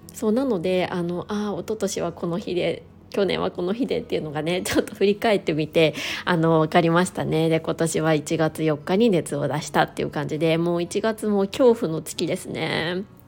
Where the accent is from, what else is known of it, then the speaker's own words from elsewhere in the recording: Niigata, Japan; moved away; 私の実家は新潟